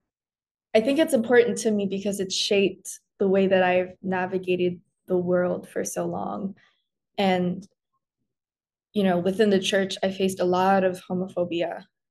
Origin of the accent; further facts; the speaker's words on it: Chicago, Illinois, United States; I grew up in the Korean church. It was not only that, like, I'm a Korean woman, it was also that I was a queer Korean woman. And in communities with the, you know, Korean immigrant community, especially in, you know, the Chicagoland area